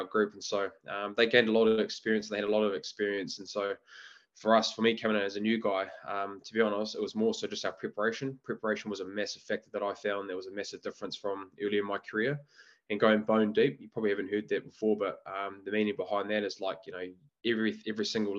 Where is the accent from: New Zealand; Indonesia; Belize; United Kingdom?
New Zealand; Auckland; I was born and bred in Auckland